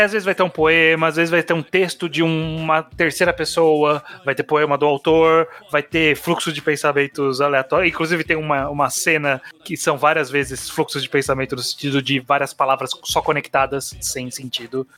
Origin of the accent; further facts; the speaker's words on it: São Paulo, Brazil; Eu que sou paulista, não moro na, na capital, frequento ela, mas moro numa cidade é, de interior.